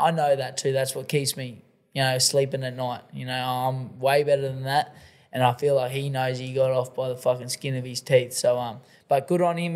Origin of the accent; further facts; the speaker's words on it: Australia; I'm the Australian ….